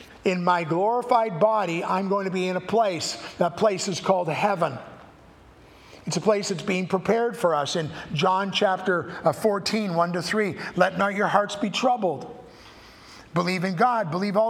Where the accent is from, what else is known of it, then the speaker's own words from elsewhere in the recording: Canada; I have a passport that says I'm a Canadian